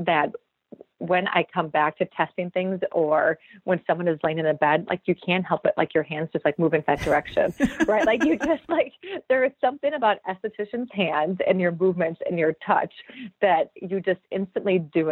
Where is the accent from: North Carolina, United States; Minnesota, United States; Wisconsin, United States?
Wisconsin, United States; also born or lived in Minneapolis; I'm from Wisconsin, so that's why I came back to Wisconsin